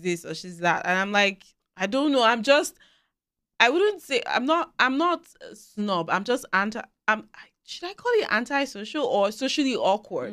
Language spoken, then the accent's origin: English; Nigeria; moved away as an adult; now in Canada; where we're coming from, I speak as a Nigerian